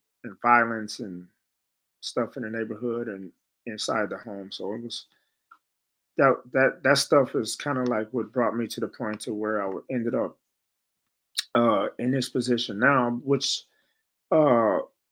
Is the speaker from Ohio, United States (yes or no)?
no; San Francisco, California, United States; also born or lived in Chicago; growing up in San Francisco, we came from Chicago to San Francisco